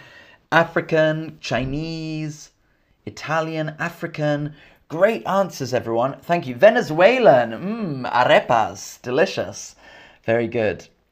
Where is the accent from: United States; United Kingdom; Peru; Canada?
United Kingdom; Camden, London; accent: English; Camden's where I'm from, and Camden has international food. I'm from Camden.